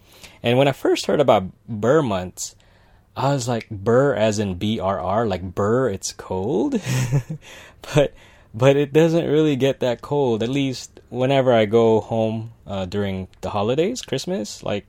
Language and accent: English; Philippines; right now it's happening in the Philippines and I'm Filipino